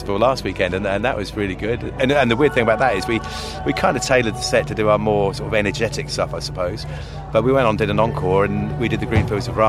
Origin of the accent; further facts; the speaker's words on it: Southampton, South East England, United Kingdom; myself and Paul, we're from Southampton